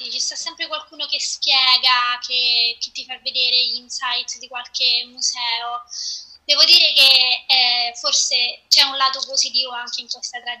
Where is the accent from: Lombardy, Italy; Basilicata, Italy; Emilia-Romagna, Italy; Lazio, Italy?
Lazio, Italy; Rome; now in Boston, United States; sono di Roma, però eh, almeno da tre anni e qualcosa che abito a Boston.